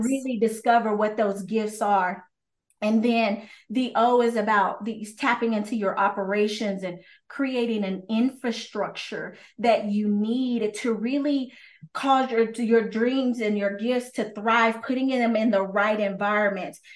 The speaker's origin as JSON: {"language": "English", "region": "Texas", "country": "United States", "said": "I'm from Texas"}